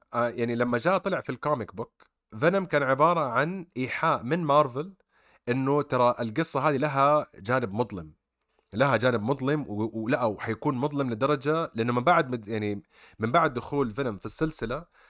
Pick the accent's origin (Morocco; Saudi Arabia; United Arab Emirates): Saudi Arabia; عندنا في السعوديه